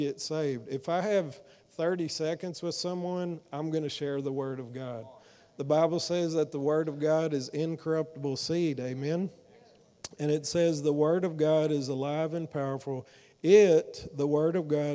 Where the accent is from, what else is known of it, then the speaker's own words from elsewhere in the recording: Fort Worth, Texas, United States; I'm from Fort Worth